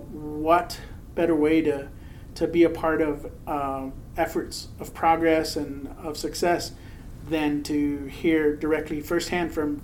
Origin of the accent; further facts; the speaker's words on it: Texas, United States; born there; So I am a Mexican-American. I was born in Texas.